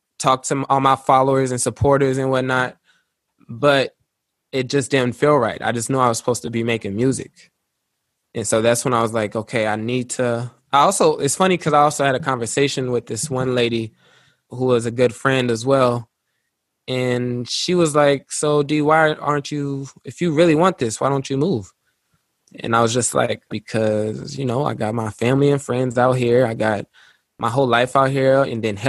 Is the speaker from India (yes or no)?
no; Luxembourg; moved away as an adult; also born or lived in Little Rock, Arkansas, United States; When I was five, I moved out there, and I was born in Little Rock, Arkansas, and then we moved to Luxembourg